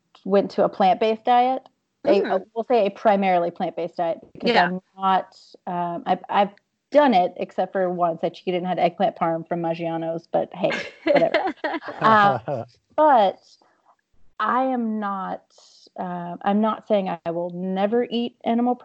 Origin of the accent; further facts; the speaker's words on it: Louisiana, United States; I'm also from Louisiana